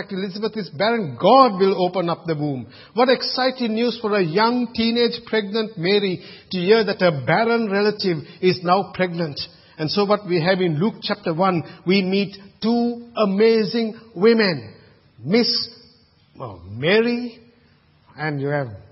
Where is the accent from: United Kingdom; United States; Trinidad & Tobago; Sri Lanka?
Sri Lanka; now in Australia; when I was growing up in Sri Lanka